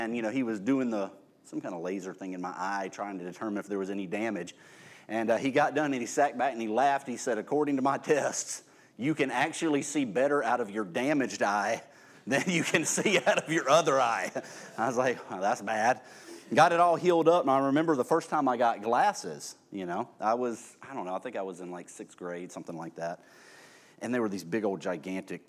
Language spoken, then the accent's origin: English; Irvington, United States; I grew up at that time out in Irvington